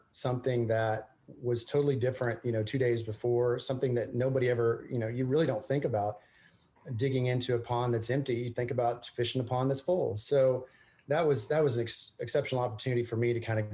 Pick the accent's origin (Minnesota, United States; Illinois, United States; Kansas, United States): Kansas, United States; Emporia; moved away as an adult; now in Austin, United States; I grew up in East Central Kansas in Emporia and went to school there in Emporia at Emporia State